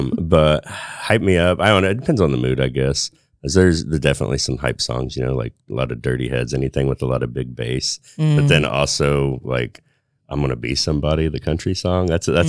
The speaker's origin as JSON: {"language": "English", "town": "Gas City", "region": "Indiana", "country": "United States", "tie": "born or raised there", "also_born_or_lived": "Marion, Indiana / Terre Haute, Indiana", "said": "I was born in Marion, and we lived there until I was probably 5 or 6. Went to Mississinewa School, K-12. My mom did the whole put down my grandma's address before we actually got the house in Gas City."}